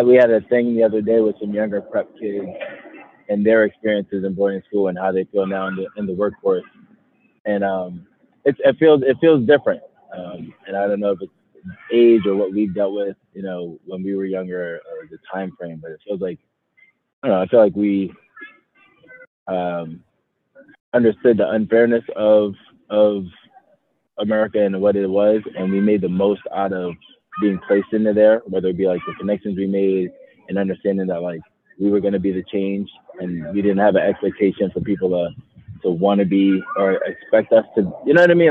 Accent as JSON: {"language": "English", "town": "New York City", "region": "New York", "country": "United States", "tie": "born or raised there", "moved": "as an adult", "lives_now": "Covina, United States", "said": "I'm actually from Bronx, New York. Um, grew up, born and raised in the Bronx, and then moved out to California when I was about uh, 26."}